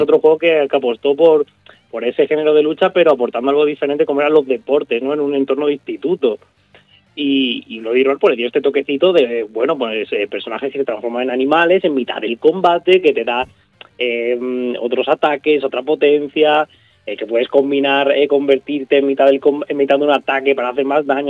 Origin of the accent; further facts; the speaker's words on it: a small village in Málaga, Andalusia, Spain; en mi pueblo, en un pueblecito de Málaga, eh, un tío mío tenía un bar allí